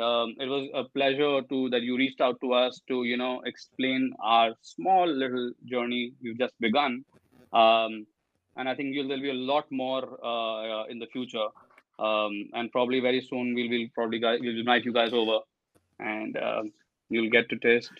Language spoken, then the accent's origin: English; Delhi, India; also born or lived in Manchester; I'm from Delhi, India, and uh, I did my undergrad in economics from here.